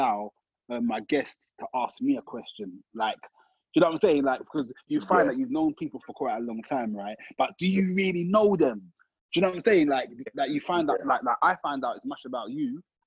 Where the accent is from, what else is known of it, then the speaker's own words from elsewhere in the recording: London, United Kingdom; little old me from Brixton